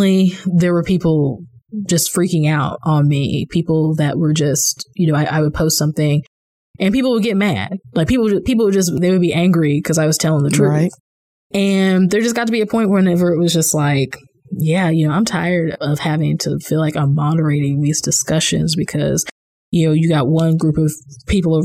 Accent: Kansas City, Missouri, United States; moved away as an adult; also born or lived in Virginia; being a native Missourian, I lived in Virginia at the time, but I grew up in Missouri

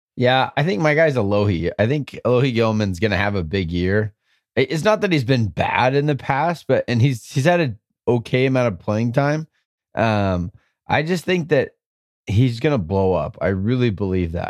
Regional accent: San Diego, California, United States; I was born in San Diego

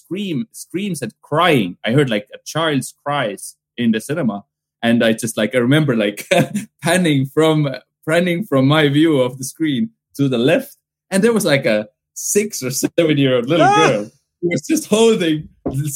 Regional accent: Pärnu County, Estonia; English is a second language; Pärnumaa cinema, which is from my hometown, from my childhood

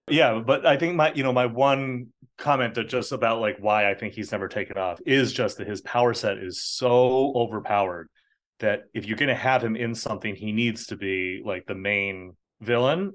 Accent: United States; I was born in America. I am American citizen, but I'm also an Irish citizen

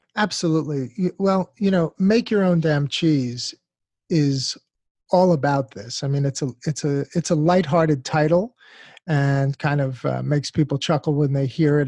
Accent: United States; as an American born and raised in this country

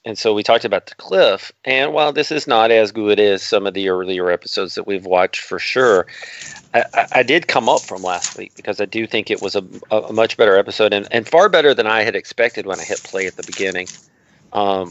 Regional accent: the South, Southern United States, United States; I'm a Southerner

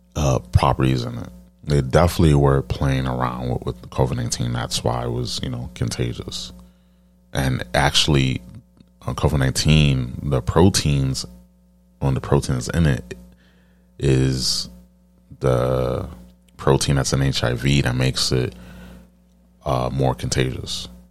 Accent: New York City, New York, United States; I'm, I'm from New York

